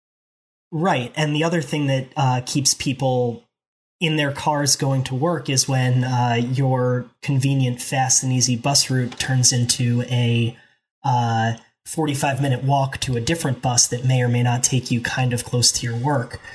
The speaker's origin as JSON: {"language": "English", "town": "Philadelphia", "region": "Pennsylvania", "country": "United States", "said": "as a Philadelphian"}